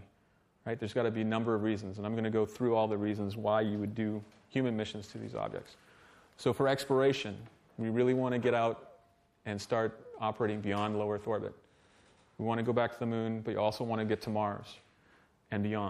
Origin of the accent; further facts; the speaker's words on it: Canada; I'm Canadian